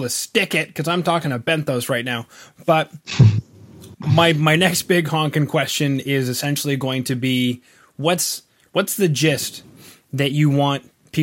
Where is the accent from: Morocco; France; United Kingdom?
United Kingdom; England; I'm English